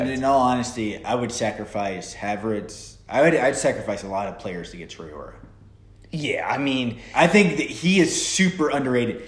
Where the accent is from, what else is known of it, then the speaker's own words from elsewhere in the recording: United States; us being Americans